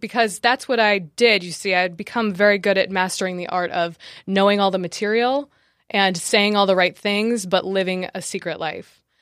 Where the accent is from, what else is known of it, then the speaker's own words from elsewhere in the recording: New Jersey, United States; I was born in New Jersey